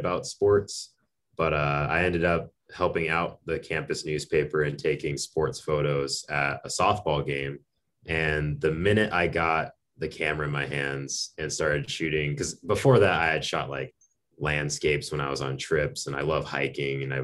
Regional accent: Arizona, United States; moved away; also born or lived in Minot, North Dakota; I'm from Arizona originally, home of the good old Coyotes.

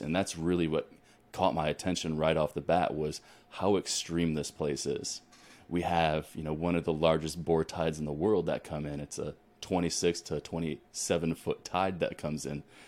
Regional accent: Ohio, United States; moved away as an adult; also born or lived in Colorado / New Mexico / Texas; now in Alaska, United States; I'm originally born and raised in Ohio, so I come from the wi-, the Midwest

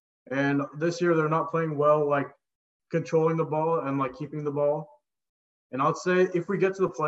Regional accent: New York, United States; born there; I was born in New York.

